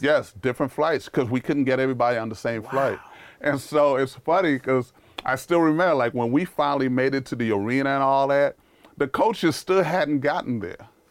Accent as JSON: {"language": "English", "town": "New York City", "region": "New York", "country": "United States", "tie": "born or raised there", "also_born_or_lived": "Haiti", "accent": "New York", "said": "I grew up in Harlem around drug dealers"}